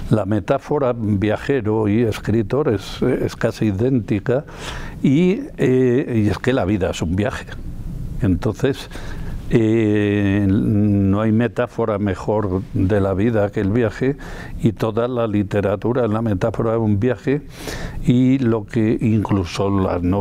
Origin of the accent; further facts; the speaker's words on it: Castile and León, Spain; born there; en el Porma, que es el río donde está el embalse donde yo nací, al nacimiento en el puerto Vegarada, ya en la frontera con Asturias.